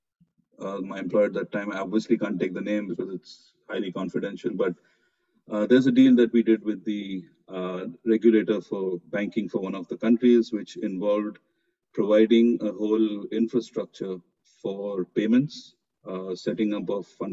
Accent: Mumbai, Maharashtra, India; moved away as an adult; now in Dubai, United Arab Emirates; I'm born and brought up in Mumbai, I love the place

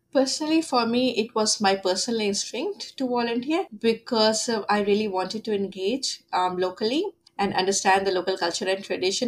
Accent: Delhi, India; moved away as an adult; now in Wagga Wagga, Australia; coming from india

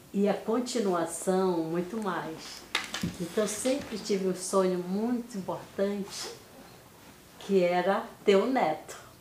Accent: Belém, Pará, Brazil; Eu sou de Belém do Pará.

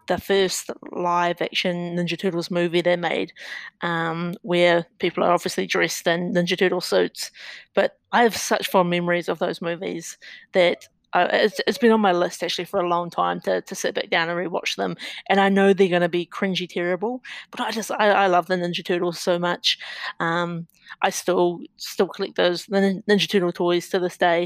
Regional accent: Napier, Hawke's Bay, New Zealand; growing up in New Zealand, we only had two TV channels

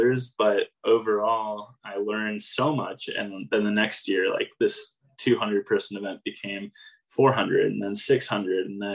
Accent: San Diego, California, United States; moved away as an adult; also born or lived in New York; now in Denver, United States; from San Diego, born and raised

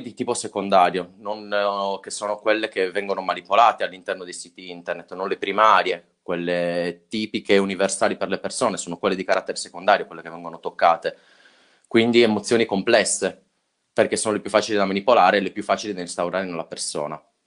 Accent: Sardinia, Italy; siamo sardi

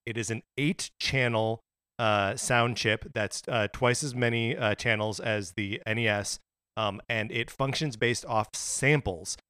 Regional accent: United States; Mark and I are both, uh, American boys who grew up as American boys

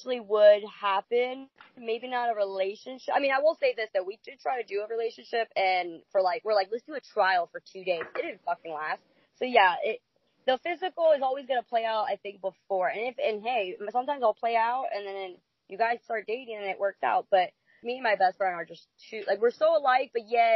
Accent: New Jersey, United States; now in Jacksonville, United States; I'm from Jersey

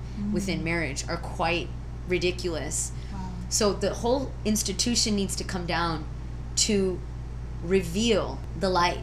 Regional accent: Santee, California, United States; also born or lived in Chicago, Illinois, United States; up in Chicago until I was 7 and then moved to Santee, which is like East County area of San Diego.

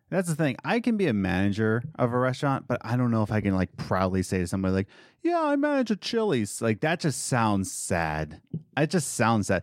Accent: United States; as American

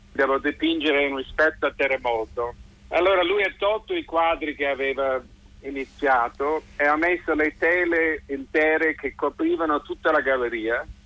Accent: San Francisco, California, United States; Sono, perché sono di San Francisco, sono abituato ai terremoti

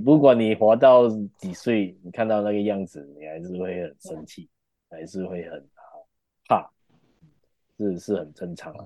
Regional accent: Malaysia; 我们马来西亚人

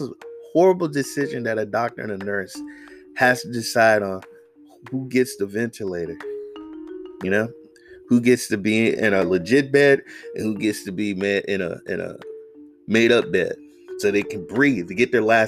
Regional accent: Oakland, California, United States; I'm from the Bay Area, Oakland. I've been voting for Kamala Harris for the longest time

